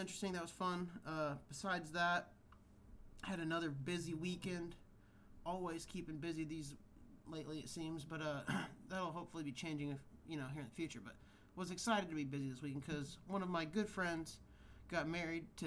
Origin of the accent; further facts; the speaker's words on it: Kansas, United States; now in California, United States; growing up in Kansas where fireworks were legal